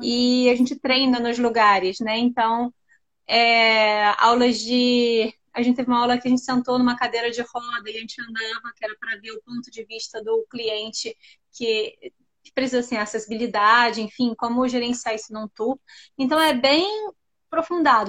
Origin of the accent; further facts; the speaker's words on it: Rio de Janeiro, Brazil; moved away as an adult; now in London, United Kingdom; eu sou do Rio, tá? E eu tô morando em Londres já vai fazer uns seis anos